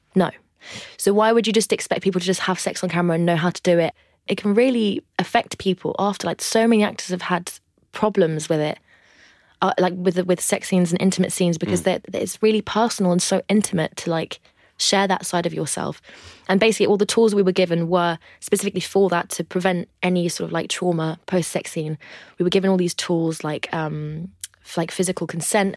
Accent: France; now in London, United Kingdom; I grew up in the northwest of France in a place called the Loire Valley

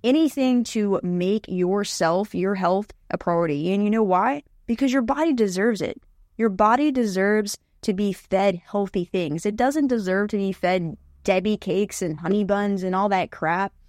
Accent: West Virginia, United States; I grew up in West Virginia

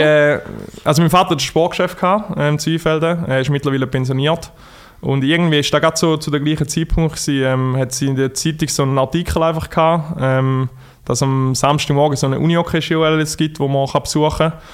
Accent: Thurgau, Switzerland; accent: Thurgau dialect; Thurgau gehört man eventuell an meinem Dialekt.

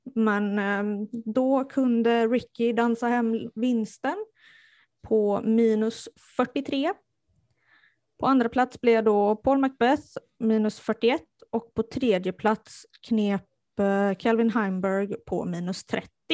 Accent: Strömstad, Västra Götaland, Sweden; moved away; jag är från eh, Bohuslän. Eh, närmare bestämt Strömstad ursprungligen. Och det kunde de tydligen höra

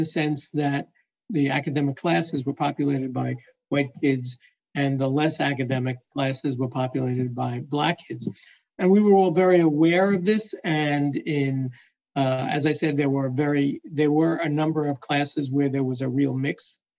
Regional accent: Brooklyn, New York, United States; I grew up in Brooklyn, New York. You might not be able to tell that from my accent, but I spent my formative years there

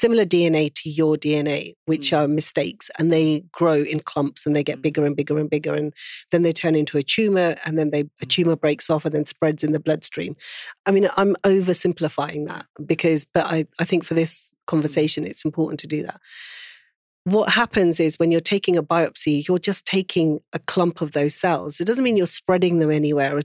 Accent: Pakistan; being Pakistani

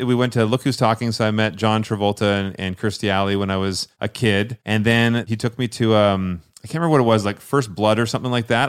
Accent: Scotland, United Kingdom; I wore kilt. I'm Scottish

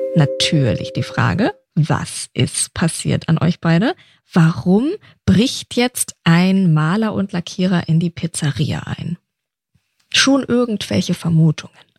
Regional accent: Nuremberg, Bavaria, Germany; now in Berlin, Germany; Nürnberg mein Geburtsort

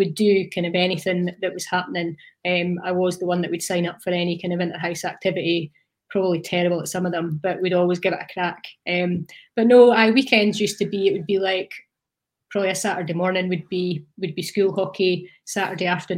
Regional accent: Hawick, Scotland, United Kingdom; also born or lived in Teviothead; I grew up in Teviot Head, so I was like halfway between Hoik and Langham in the kind of early days, and then kind of moved into Hoik about, well, primary six or seven

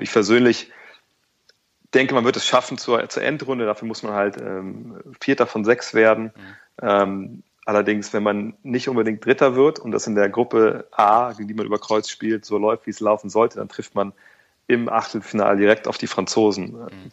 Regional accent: Wolfsburg, Lower Saxony, Germany; moved away; also born or lived in Cologne; Ich komme aus Wolfsburg

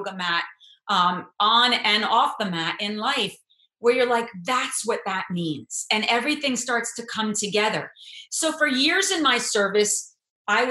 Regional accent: United States; as an American Jew

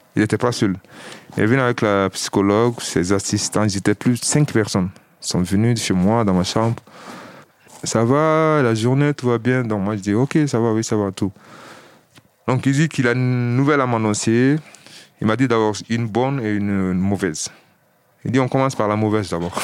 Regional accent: Mali; moved away as an adult; also born or lived in Villetaneuse, France; now in France; J'ai 32 ans et je viens du Mali.

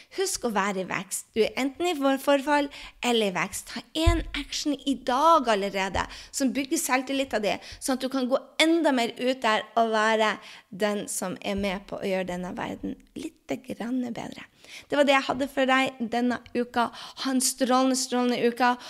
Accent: Norway; moved away as an adult; also born or lived in Drøbak, Norway / New York, United States / France; now in United States; mange av oss hjemme i Norge

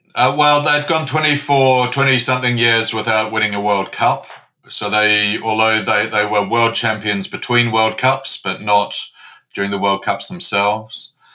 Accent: New Zealand; moved away as an adult; now in London, United Kingdom; I'm a Kiwi. I'm a boy from Aotearoa, the land of the long white cloud.

